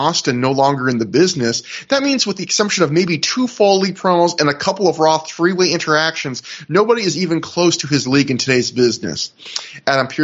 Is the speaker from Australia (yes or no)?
no; Canada; even though I'm Canadian